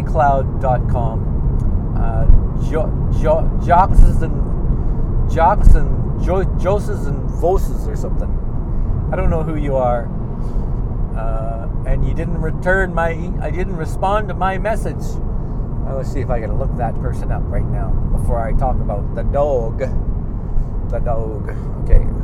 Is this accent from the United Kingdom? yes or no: no; Canada; I'm from Canada